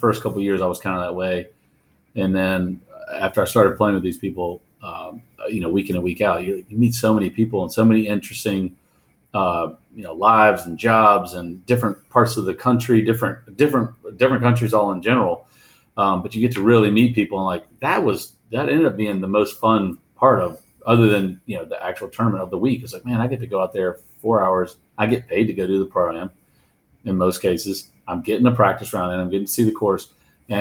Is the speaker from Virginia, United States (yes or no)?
yes; Virginia, United States; I'm a local guy. I'm from Virginia